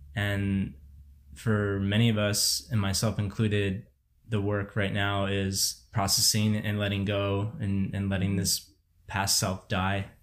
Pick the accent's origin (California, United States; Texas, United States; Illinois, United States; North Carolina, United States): Illinois, United States; Barrington; moved away as an adult; I grew up in Barrington, which, you know, is, is this place. If people don't know it, it is extremely affluent, ninety-nine percent white community in the suburbs of Chicago